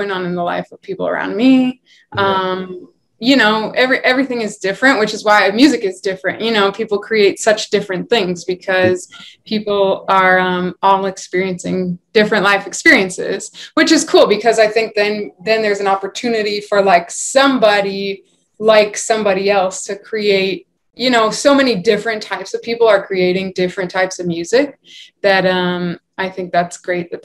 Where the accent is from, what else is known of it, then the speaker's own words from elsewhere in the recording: Rhode Island, United States; now in New York City, United States; I am originally from Rhode Island, but I live in New York City now